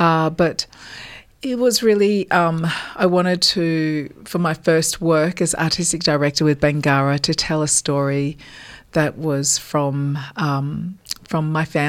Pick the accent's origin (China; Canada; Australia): Australia; Port Augusta, South Australia; also born or lived in Adelaide; I was born in Adelaide and brought up in a little town called Port Augusta.